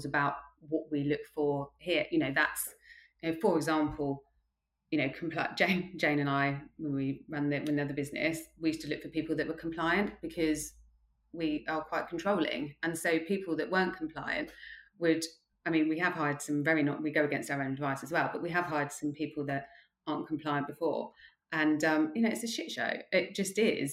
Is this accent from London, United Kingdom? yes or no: yes; Croydon, London, United Kingdom; also born or lived in Ascot / Bracknell / Loughborough; I grew up in Croydon